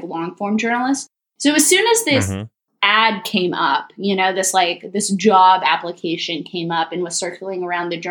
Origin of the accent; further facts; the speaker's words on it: Austin, Texas, United States; I'm actually from Austin